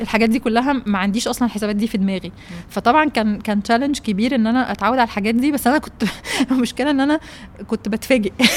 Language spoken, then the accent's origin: Arabic; Egypt; انا جايه من مصر